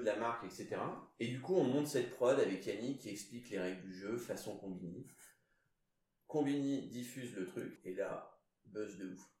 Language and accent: French; Basque Country, France; je suis basque